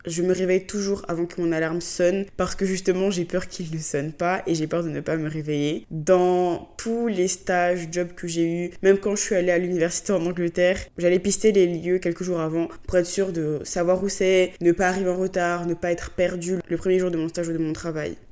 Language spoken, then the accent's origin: French; Abidjan, Côte d’Ivoire; now in Paris, France; chez moi, à Abidjan